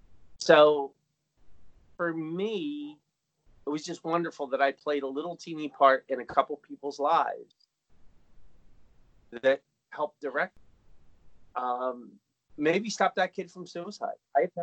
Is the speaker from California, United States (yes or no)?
no; New Jersey, United States; now in Philadelphia, United States; I came from New Jersey, and the reason I'm here in Philadelphia